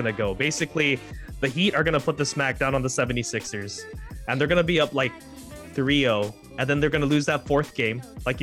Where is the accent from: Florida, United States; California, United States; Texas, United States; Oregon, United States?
Oregon, United States; Portland; I'm from Portland, Oregon